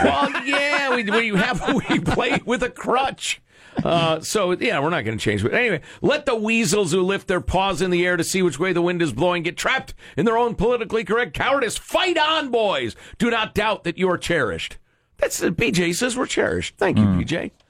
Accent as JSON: {"language": "English", "town": "Chicago", "region": "Illinois", "country": "United States", "tie": "born or raised there", "moved": "yes", "said": "I'm from Chicago. I grew up wearing flannel so I wouldn't get frostbite on my nipples."}